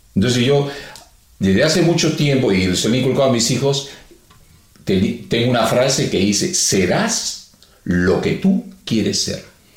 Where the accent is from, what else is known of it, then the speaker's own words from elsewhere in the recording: Peru; somos peruanos